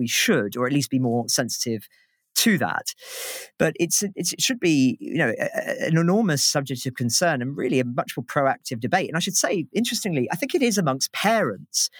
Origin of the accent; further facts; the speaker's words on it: United Kingdom; as a Brit